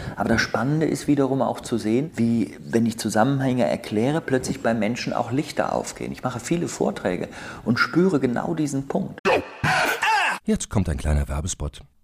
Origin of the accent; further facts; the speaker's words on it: Bonn, North Rhine-Westphalia, Germany; ich bin Rheinländer, ich bin in Bonn geboren